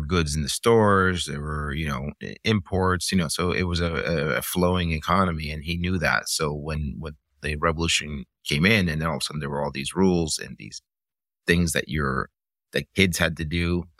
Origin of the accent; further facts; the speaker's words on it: Miami, Florida, United States; also born or lived in Cuba; it's sort of from the time that I left, and I grew up in Miami in the 80s, I kept processing these images, like, why did we leave?